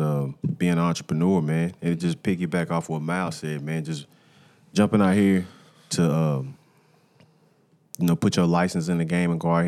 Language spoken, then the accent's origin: English; Nashville, Tennessee, United States; also born or lived in Smyrna, Tennessee; I grew up in East Nashville.